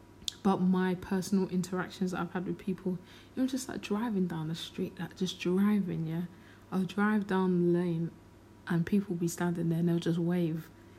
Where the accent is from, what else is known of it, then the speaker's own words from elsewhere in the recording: London, United Kingdom; I never grew up in Peckham, I grew up in Lewisham, but all of those areas are virtually the same.